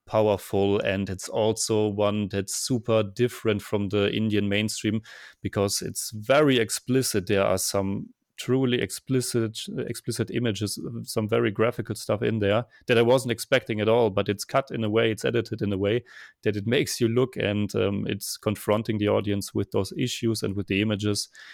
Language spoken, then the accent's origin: English; Germany; now in Vienna, Austria; I'm originally from Germany, and now I'm living in Vienna, Austria